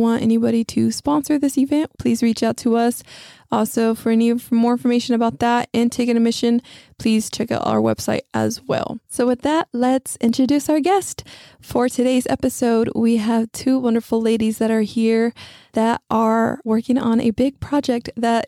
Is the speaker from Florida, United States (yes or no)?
no; Odessa, Texas, United States; now in San Antonio, United States; I'm from Odessa.